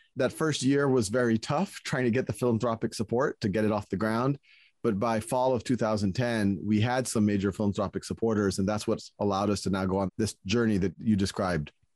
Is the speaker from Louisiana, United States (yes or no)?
yes; New Orleans, Louisiana, United States; moved away; I was born and raised in New Orleans